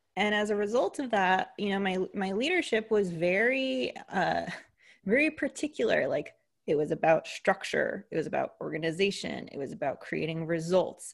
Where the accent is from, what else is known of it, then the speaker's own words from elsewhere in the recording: United States; accent: American; if you couldn't tell from the accent, I'm an American, so a Greek American